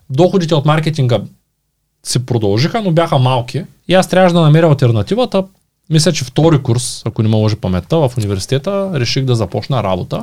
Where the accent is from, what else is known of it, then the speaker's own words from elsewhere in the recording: Shumen, Shumen Province, Bulgaria; ние сме от Шумен